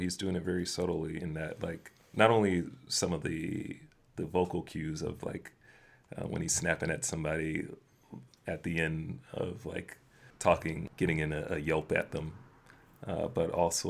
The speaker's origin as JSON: {"language": "English", "town": "Miami", "region": "Florida", "country": "United States", "tie": "born or raised there", "moved": "yes", "said": "Growing up in Miami, you can't help but go to a Dolphins game."}